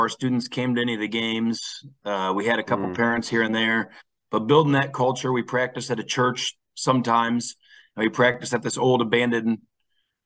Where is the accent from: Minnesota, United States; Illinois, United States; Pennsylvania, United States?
Illinois, United States; Peoria; also born or lived in Chicago, Illinois; I moved back to my hometown of Peoria, Illinois